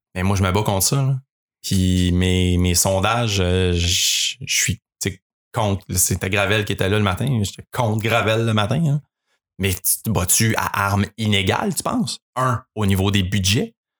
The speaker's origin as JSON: {"language": "French", "town": "Mont-Saint-Grégoire", "region": "Quebec", "country": "Canada", "tie": "born or raised there", "said": "nous deux, on a grandi à Mont-Saint-Grégoire, man, on est des petits gars de la campagne"}